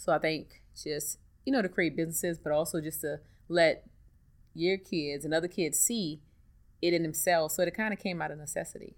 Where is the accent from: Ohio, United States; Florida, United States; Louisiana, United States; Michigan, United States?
Louisiana, United States; New Orleans; I'm from New Orleans, born and raised